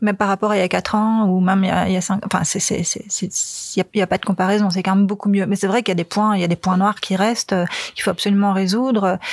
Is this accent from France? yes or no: no; Flanders, Belgium; now in Brussels, Belgium; j'ai grandi en Flandre, donc j'ai grandi sur un vélo.